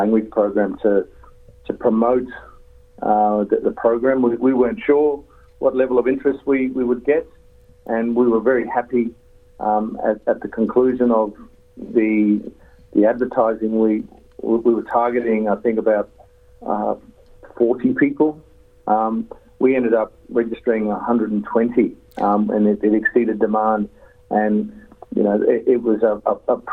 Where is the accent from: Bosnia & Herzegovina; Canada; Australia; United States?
Australia; Yarrabah, Queensland; from the Yarrabah area, which is the far north tropics. I'm totally out of my country